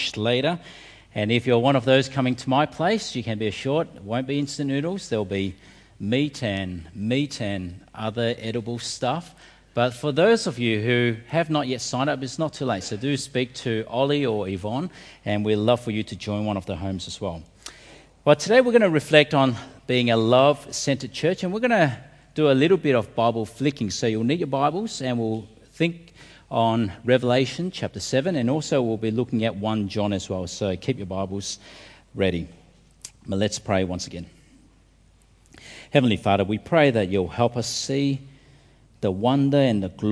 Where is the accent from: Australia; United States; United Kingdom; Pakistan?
Australia; our country